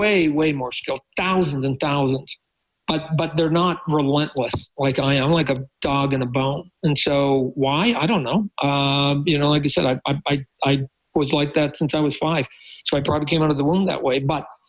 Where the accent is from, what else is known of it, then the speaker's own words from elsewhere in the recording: Canada; I think I am that Canadian to a point, right?